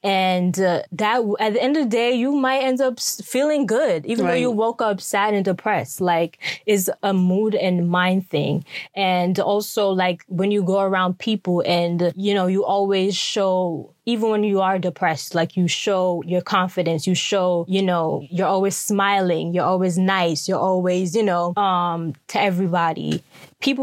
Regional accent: Jamaica; No, I'm Jamaican. We drink tea.

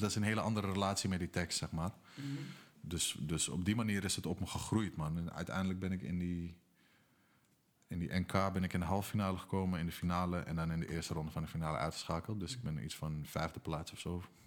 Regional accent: Amsterdam, North Holland, Netherlands; Amsterdam-Noord, waar ik vandaan kom

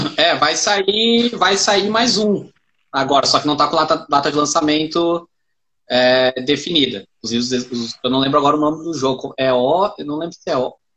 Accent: Caxias do Sul, Rio Grande do Sul, Brazil; moved away; Chama Caxias do Sul, a cidade, e aí foi onde eu cresci

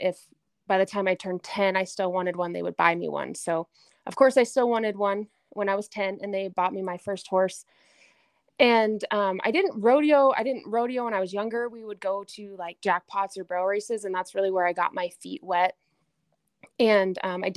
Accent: Gillette, Wyoming, United States; So I was born and raised in Gillette, Wyoming, which is in the northeast corner of the state.

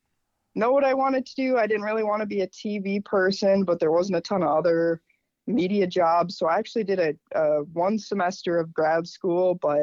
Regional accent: Minnesota, United States; even being a Minnesotan

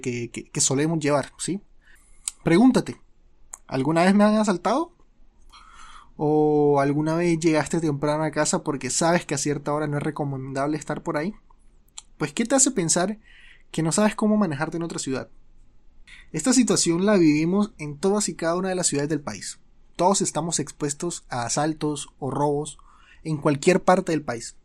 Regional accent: Colombia; soy colombiano

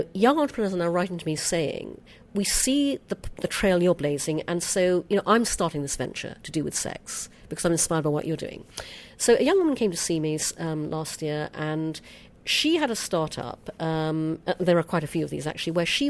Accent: United Kingdom; accent: British; my British accent

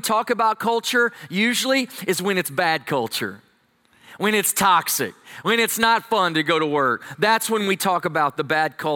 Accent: Texas, United States; I'm from Texas

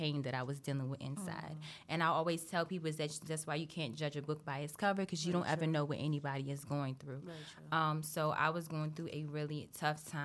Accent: Maryland, United States; also born or lived in California; I've lived in Maryland since I was 9

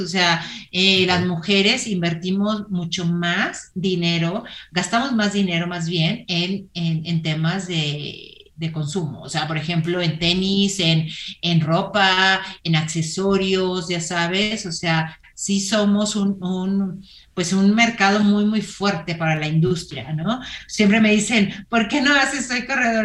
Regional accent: Torreón, Coahuila, Mexico; moved away as an adult; now in Mexico City, Mexico; yo soy de Torreón, en el solazo de Torreón, y allí corría

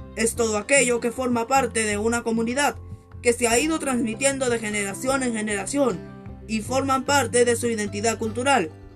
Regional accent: Peru; como peruanos que somos

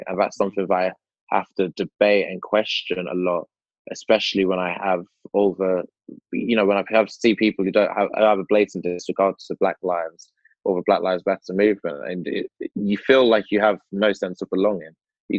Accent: United Kingdom; So when I do protest, I protest as a black British person, but I also have a knowledge that I'm black British, but I'm also a British Jamaican.

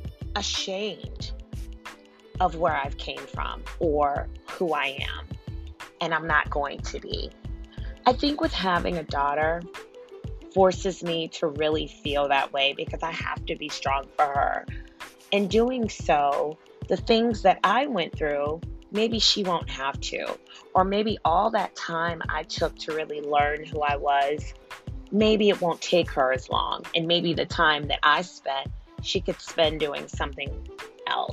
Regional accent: United States; we're an American. We are in America

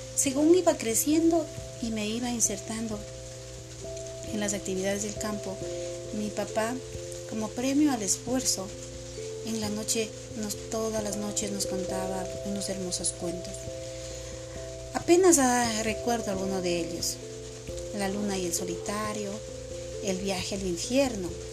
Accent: Multitud, Chimborazo, Ecuador; Esa cultura era de ahí, de mi pueblo. Era en un sector que pertenece a la U C I, en la, en una parroquia se, que se llama Multitud.

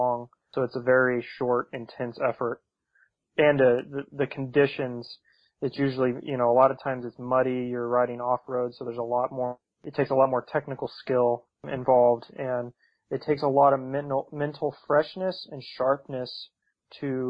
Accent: United States; Going over there as an American

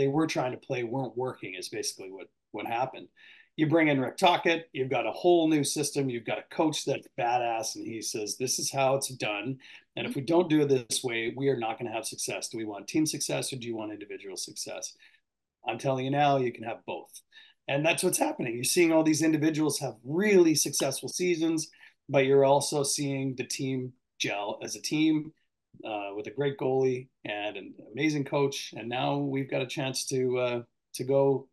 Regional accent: British Columbia, Canada; I was born and raised in British Columbia

